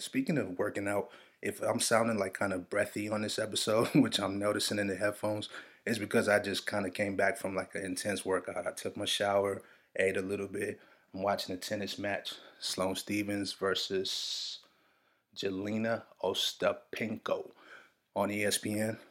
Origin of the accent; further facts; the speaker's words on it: Nigeria; I'm Nigerian